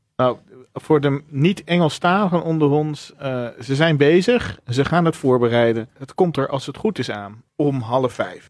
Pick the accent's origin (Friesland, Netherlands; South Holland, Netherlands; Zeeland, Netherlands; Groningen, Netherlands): Zeeland, Netherlands; Ik ben opgegroeid in Zeeland en nog steeds zuinig.